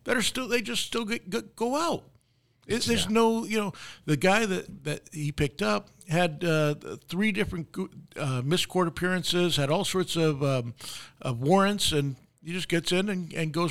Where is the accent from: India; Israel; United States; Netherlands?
United States; Westchester, New York; moved away; I grew up in Westchester. Westchester's just north of the city.